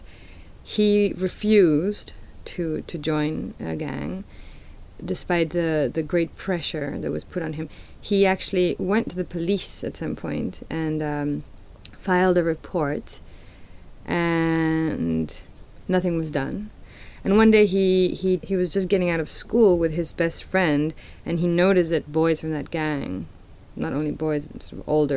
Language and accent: English; Mexico City, Mexico; I'm a Chilanga, which means I'm from Mexico City.